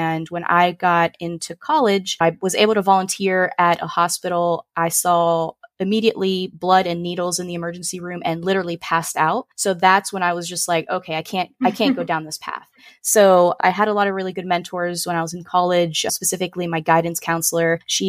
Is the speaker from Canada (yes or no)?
no; Puerto Rico; first language Spanish; English is a second language; also born or lived in Chicago; now in Orlando, United States; But yeah, we grew up in Puerto Rico and Chicago, like all over the place. And we kind of settled in Orlando, Florida. And that is where I'm currently residing now.